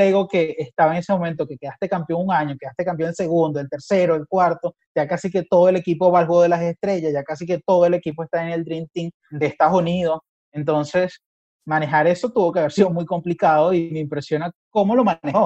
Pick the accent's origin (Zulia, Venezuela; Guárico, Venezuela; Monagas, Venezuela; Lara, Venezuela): Lara, Venezuela; Barquisimeto; moved away as an adult; also born or lived in Lima, Peru; now in Argentina; Yo primero salí de Barquisimeto a Lima, a Perú